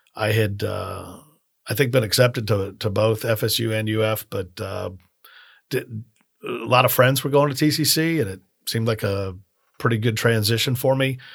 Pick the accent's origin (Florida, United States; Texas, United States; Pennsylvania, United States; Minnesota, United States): Florida, United States; Miami; now in Tallahassee, United States; I grew up in Miami